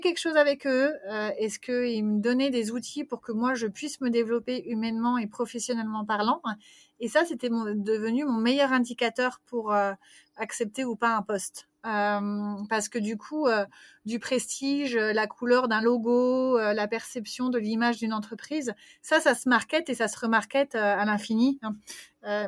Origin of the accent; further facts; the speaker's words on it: France; moved away as an adult; also born or lived in Vancouver, Canada / Montreal, Canada; now in Bulgaria; j'ai quitté la France quand j'avais 30 ans